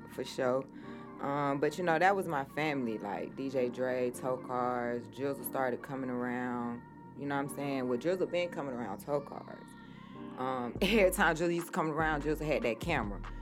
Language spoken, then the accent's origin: English; Atlanta, Georgia, United States; I am from Atlanta originally, West Side